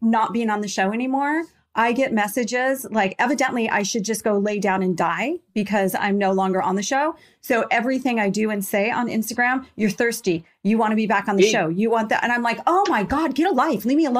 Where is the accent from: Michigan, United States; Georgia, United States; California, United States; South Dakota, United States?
California, United States; Glendora; I swear, I grew up in Glendora. So we would go to Pasadena as kind of our stomping grounds.